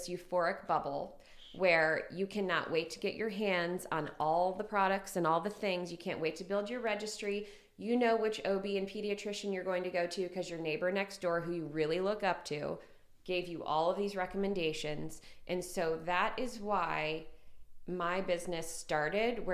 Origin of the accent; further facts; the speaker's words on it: Ohio, United States; now in Greenville, United States; I grew up in Ohio in a very small town.